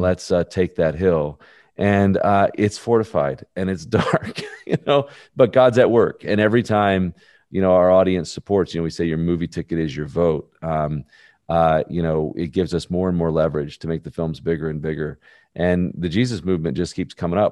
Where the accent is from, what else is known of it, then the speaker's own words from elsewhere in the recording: Birmingham, Alabama, United States; I'm born and raised in Birmingham, Alabama.